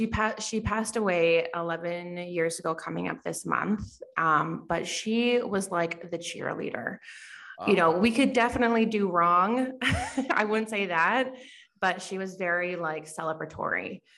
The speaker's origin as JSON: {"language": "English", "town": "Lethbridge", "region": "Alberta", "country": "Canada", "tie": "born there", "also_born_or_lived": "Calgary", "said": "I was born in Lethbridge. Just south of Calgary. And then we moved around a lot when I was younger. And then we've been in Calgary for 22 years."}